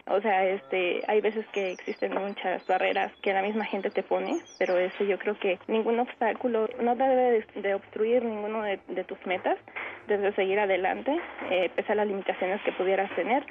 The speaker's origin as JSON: {"language": "Spanish", "town": "Tetecala", "region": "Morelos", "country": "Mexico", "tie": "born or raised there", "said": "Nací en Tetecala, el 14 de enero de 1992."}